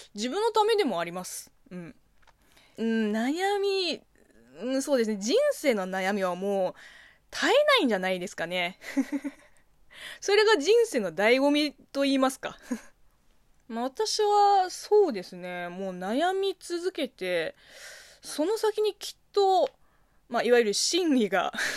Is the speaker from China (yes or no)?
yes; China; Japanese is a second language; now in Japan; 国生まれ、中国育ちの私